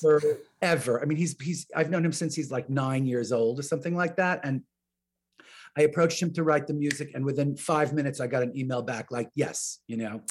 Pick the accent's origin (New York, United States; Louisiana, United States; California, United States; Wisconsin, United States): New York, United States; I'm from New York, because my relatives all live in New York